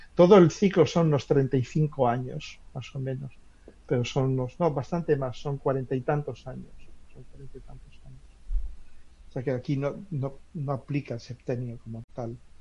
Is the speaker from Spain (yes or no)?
yes; Spain; en mi pueblo pasa una antigua vía romana